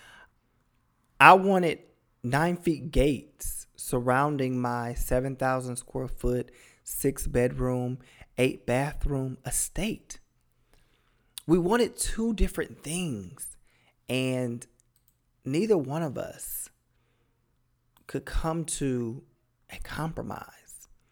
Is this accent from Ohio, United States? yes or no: yes; Cleveland, Ohio, United States; born or raised there